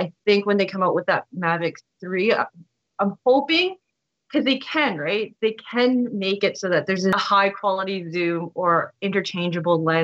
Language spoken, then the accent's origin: English; Canada; I'm Canadian